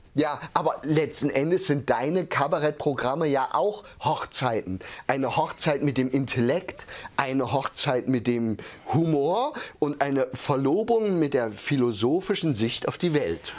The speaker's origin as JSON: {"language": "German", "area": "village near Hermsdorf", "region": "East Thuringia", "country": "Germany", "tie": "born or raised there", "said": "Ich komme ja aus einem, wirklich aus Osttürmen, aus einem Dörfchen."}